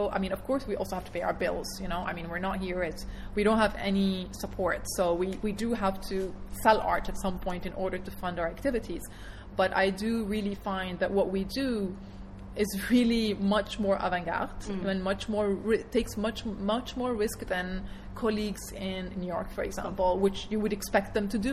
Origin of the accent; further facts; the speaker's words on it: Dubai, United Arab Emirates; what I grew up with in Dubai as a teenager